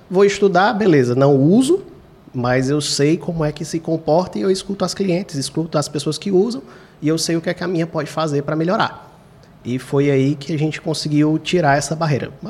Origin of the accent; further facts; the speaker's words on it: Fortaleza, Ceará, Brazil; Eu também sou do Quintino Cunha, eu digo assim, quando foi ver, ele morava uma rua antes da minha.